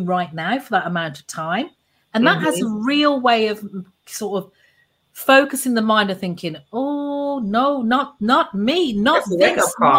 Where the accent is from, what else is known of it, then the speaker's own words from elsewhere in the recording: Birmingham, West Midlands, United Kingdom; accent: Brummie; moved away as an adult; now in Antigua and Barbuda; I'm English born, a Brummy girl, as I say. So I'm from the second biggest city in the UK, in Birmingham.